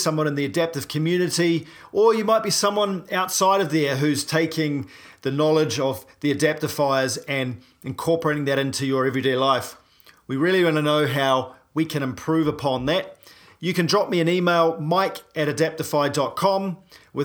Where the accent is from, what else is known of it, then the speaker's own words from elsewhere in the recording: New Zealand; I'm a paraplegic from New Zealand